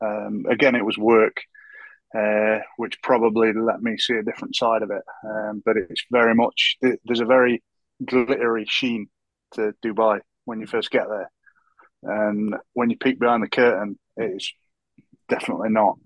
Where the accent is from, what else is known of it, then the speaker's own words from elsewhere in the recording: United Kingdom; I'm often ashamed of being British